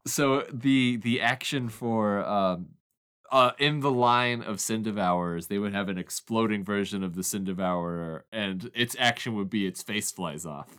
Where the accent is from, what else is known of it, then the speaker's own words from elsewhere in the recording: Oklahoma, United States; growing up in Oklahoma